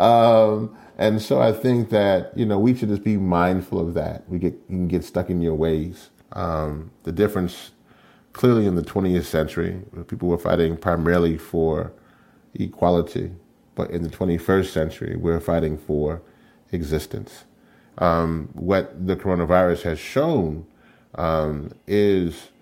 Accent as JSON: {"language": "English", "region": "Louisiana", "country": "United States", "said": "where I come from is from the great state of Louisiana."}